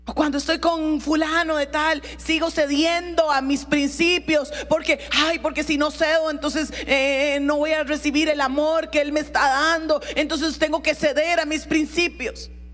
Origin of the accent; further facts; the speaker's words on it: Costa Rica; mi pasaporte dice que soy tica